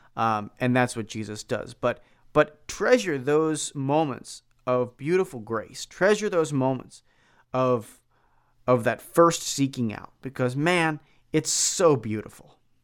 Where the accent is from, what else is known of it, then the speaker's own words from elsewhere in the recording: Philadelphia, Pennsylvania, United States; now in Milwaukee, United States; I grew up in Philadelphia